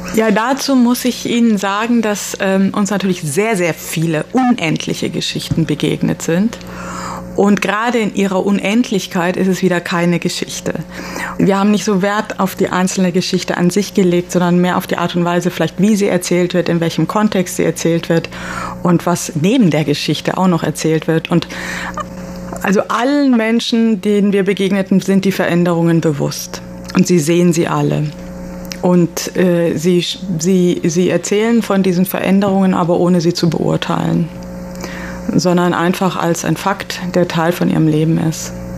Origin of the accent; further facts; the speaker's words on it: Cologne, North Rhine-Westphalia, Germany; wir sind ja aus Köln, aber haben den letzten Sommer in Berlin verbracht